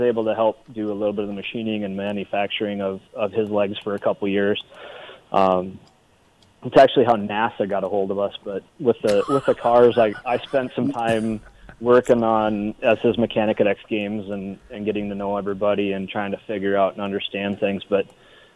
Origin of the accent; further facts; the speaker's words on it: Kimball, United States; I graduated from Kimball High School